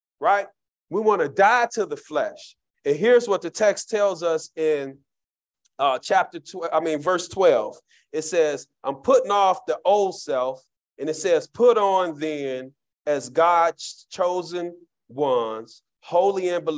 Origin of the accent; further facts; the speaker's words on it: Chicago, Illinois, United States; Growing up in Cabrini Green